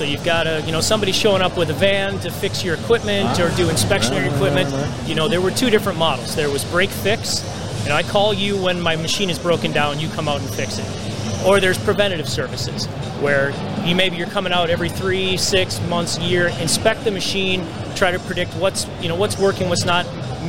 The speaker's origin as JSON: {"language": "English", "town": "Minneapolis", "region": "Minnesota", "country": "United States", "said": "Minnesota. Hey, Minneapolis."}